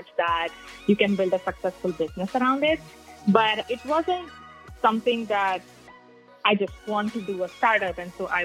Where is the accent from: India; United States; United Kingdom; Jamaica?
India; moved away; I grew up in India